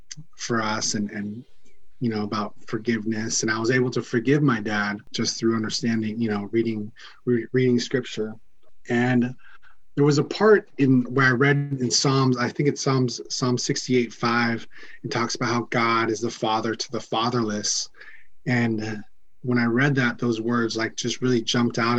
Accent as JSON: {"language": "English", "town": "San Diego", "region": "California", "country": "United States", "said": "I'm from San Diego, California."}